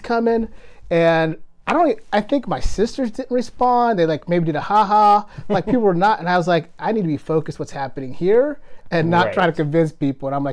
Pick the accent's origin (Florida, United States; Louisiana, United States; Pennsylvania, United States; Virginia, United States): Pennsylvania, United States; Pittsburgh; moved away as an adult; also born or lived in Kenya / Denver; now in Minnesota, United States; We grew up in Pittsburgh, Pennsylvania together